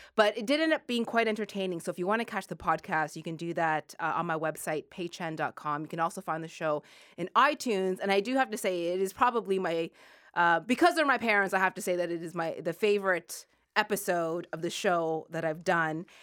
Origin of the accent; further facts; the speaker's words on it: Sackville, Nova Scotia, Canada; moved away as an adult; I lived in Sackville, Nova Scotia.